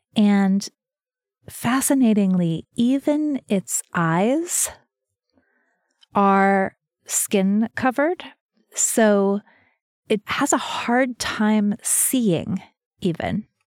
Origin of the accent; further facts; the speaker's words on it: New Mexico, United States; I'm from New Mexico, where there are lots of snakes